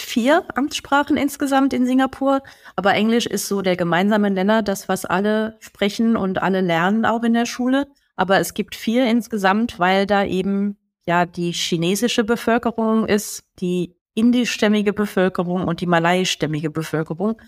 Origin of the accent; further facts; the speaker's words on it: Germany; hier bei uns in Deutschland